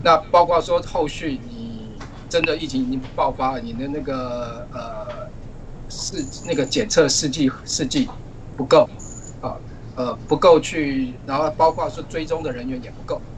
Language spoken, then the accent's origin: Chinese; Taiwan; moved away as an adult; also born or lived in Norway; now in New York, United States; 因为我来自台湾，我们曾经有过 SARS 的这个经验